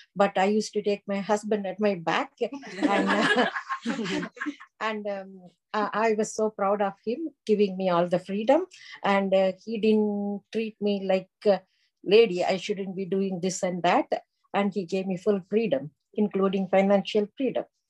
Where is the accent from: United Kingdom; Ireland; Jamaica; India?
India; moved away as an adult; now in Ottawa Valley, Canada; I am from, I was born and raised in India. I moved here as an immigrant when um, I was in late 30s.